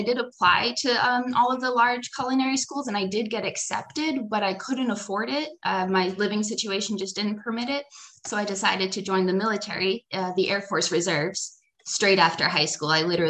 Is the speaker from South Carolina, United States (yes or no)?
no; Plymouth, Massachusetts, United States; also born or lived in Somerville, Massachusetts / Florida; now in San Diego, United States; Right now, I'm living in San Diego, California, but I grew up in Plymouth, Massachusetts.